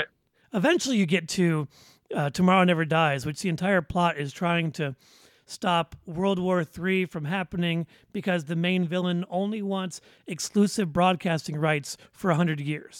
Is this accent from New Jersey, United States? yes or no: no; Detroit, Michigan, United States; moved away as an adult; now in Central Florida, United States; almost 30, born and raised in Southwest Detroit. You know, I graduated from Central Michigan University, and now I live in a theme park capital of the world, Central Florida.